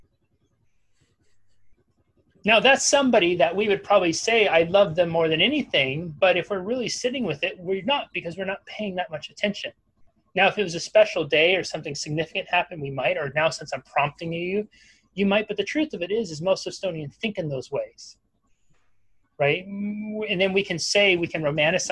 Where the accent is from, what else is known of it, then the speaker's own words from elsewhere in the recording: Humboldt County, Northern California, United States; I grew up in Northern California, which is, I think it's still called the Emerald Triangle. It's Humboldt County